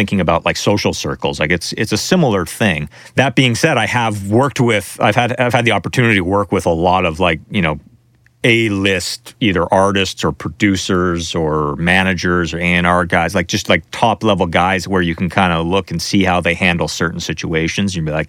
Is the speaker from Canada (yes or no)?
yes; Canada; I'm from Canada